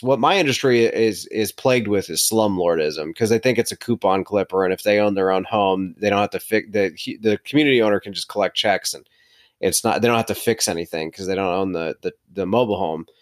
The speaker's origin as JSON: {"language": "English", "town": "Charlotte", "region": "North Carolina", "country": "United States", "also_born_or_lived": "Winston-Salem, North Carolina", "said": "we're from Charlotte"}